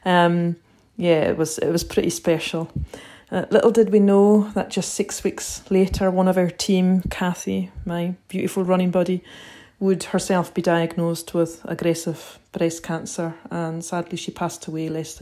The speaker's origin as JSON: {"language": "English", "area": "Outer Hebrides", "region": "Scotland", "country": "United Kingdom", "said": "from the Outer Hebrides in Scotland"}